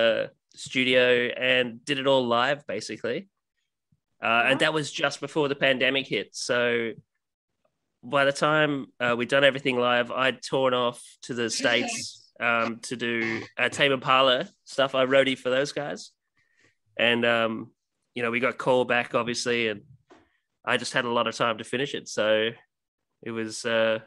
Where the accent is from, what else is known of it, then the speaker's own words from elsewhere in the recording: Ireland; now in Australia; being Irish and living in Australia